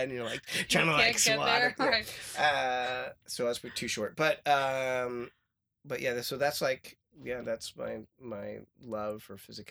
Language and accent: English; Eastchester, New York, United States; I grew up on the border of Eastchester and Scarsdale, New York